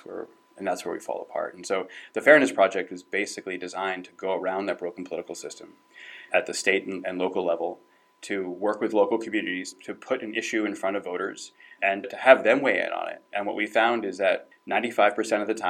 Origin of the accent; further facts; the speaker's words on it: New Jersey, United States; I'm from New Jersey.